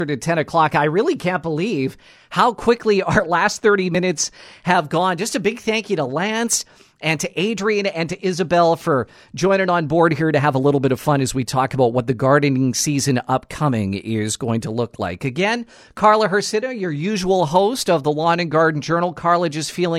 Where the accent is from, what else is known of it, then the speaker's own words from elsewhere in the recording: Nipawin, Manitoba, Canada; moved away; I'm originally from Nipawa, and we had a very large Polish and Ukrainian community in the Nipawa area, which is just south of Dauphin, barely an hour